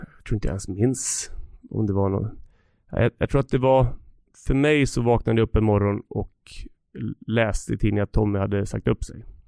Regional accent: Leksand, Dalarna County, Sweden; moved away as an adult; also born or lived in San Jose, United States / Atlanta, United States / New Jersey, United States; när jag var liten kille i Leksand

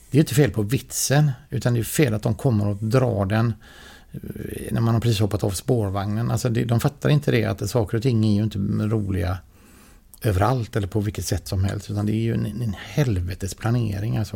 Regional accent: Skåne, Sweden; jag tänker så här att, att stå på scenen på Draken mm. som skåning.

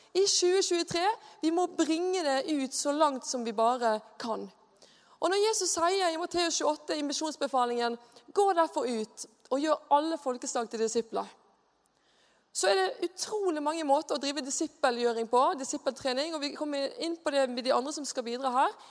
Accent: Bergen, Vestland, Norway; now in Mosjøen, Norway; Jeg er bergenser

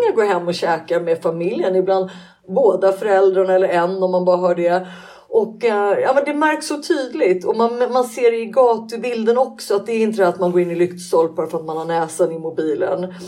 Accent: Sweden; Vi är svenskar

